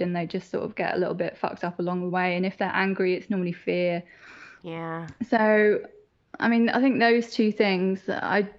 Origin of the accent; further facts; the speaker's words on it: Northern Ireland, United Kingdom; I grew up in Northern Ireland and that's hugely religious